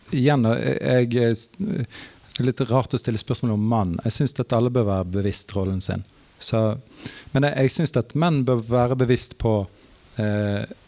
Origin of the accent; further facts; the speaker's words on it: Norway; Jeg som nordmann